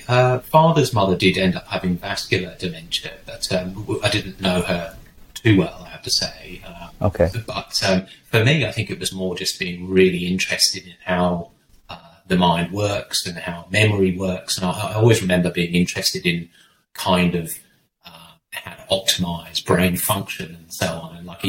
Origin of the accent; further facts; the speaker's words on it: England, United Kingdom; moved away as an adult; also born or lived in North East Scotland / Leicester; now in Australia; So I'm English. Came to Australia in 2000, but before that, sort of lived in southwest of England and then northeast of Scotland, and then back sort of halfway between the two, went to Leicester University